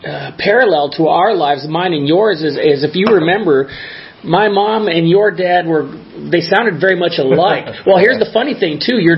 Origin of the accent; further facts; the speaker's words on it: Los Angeles, California, United States; now in Arizona, United States; I grew up in the Los Angeles area. But, you know, at some point he moved to Oregon. At some point I moved to Arizona. We both moved to Arizona, and here we are.